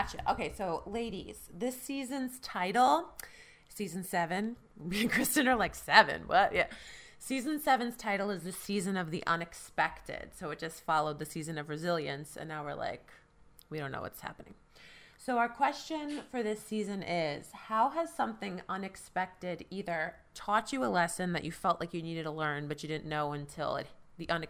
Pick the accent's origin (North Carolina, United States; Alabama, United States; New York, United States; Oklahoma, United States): New York, United States; New York City; moved away as an adult; now in Long Island, United States; I'm a Queens girl born and raised, but now I live in Long Island.